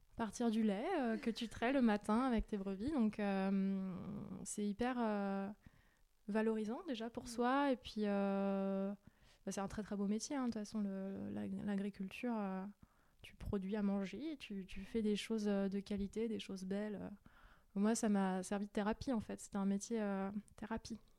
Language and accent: French; Val-de-Marne, Paris suburbs, Île-de-France, France; moved away as an adult; also born or lived in Strasbourg / Brussels / Jura; now in Erdeven, France; Moi, je suis originaire de banlieue parisienne. j'ai grandi dans le Val-de-Marne avec mes parents jusqu'à mes 21 ans.